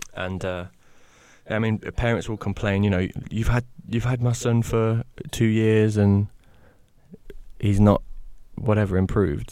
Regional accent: the Midlands, England, United Kingdom; I'm from the Midlands

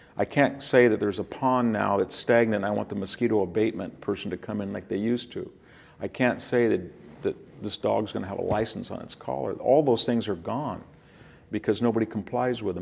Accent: California, United States; born or raised there

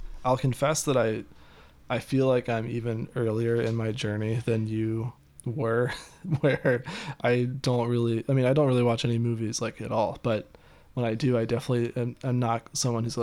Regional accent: Ohio, United States; moved away; also born or lived in Michigan; I grew up in Ohio and lived in Michigan

